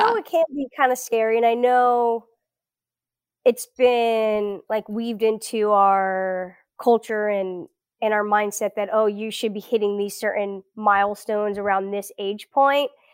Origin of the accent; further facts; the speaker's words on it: South Florida, United States; first language Portuguese; English is a second language; moved away as an adult; also born or lived in Brazil / Gainesville, Florida / Israel / Birmingham, Alabama; I grew up in South Florida, eh, suburb of Fort Lauderdale, so it's between Fort Lauderdale and Miami